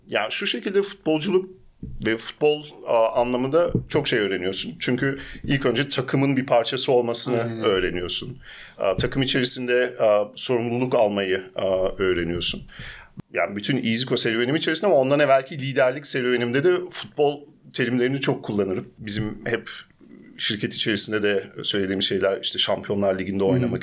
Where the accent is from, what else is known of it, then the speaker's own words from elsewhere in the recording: Germany; also born or lived in Istanbul, Turkey; Almanya'da doğdum, büyüdüm ve bütün iş hayatımı aslında Almanya'da geçirdim.